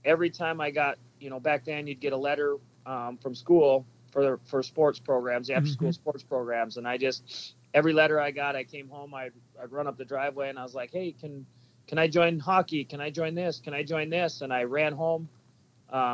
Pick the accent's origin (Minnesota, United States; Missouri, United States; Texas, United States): Minnesota, United States; Cambridge; I grew up in Cambridge, Minnesota, about an hour straight north of the cities